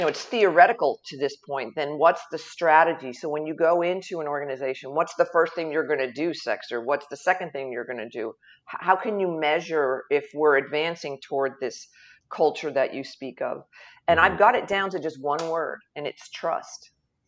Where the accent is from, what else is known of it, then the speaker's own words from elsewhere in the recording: Jersey Shore, Southern New Jersey, United States; moved away as an adult; now in Oklahoma, United States; I'm originally from Southern New Jersey, along the beautiful Jersey Shore. Born and raised and went to college there